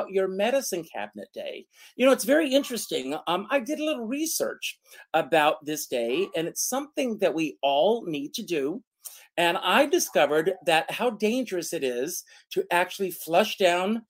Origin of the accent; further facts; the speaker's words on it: Myrtle Beach, South Carolina, United States; my hometown of Myrtle Beach, South Carolina